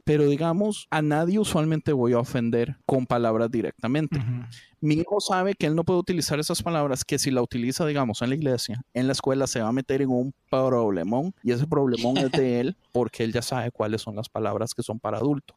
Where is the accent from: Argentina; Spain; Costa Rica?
Costa Rica; como tico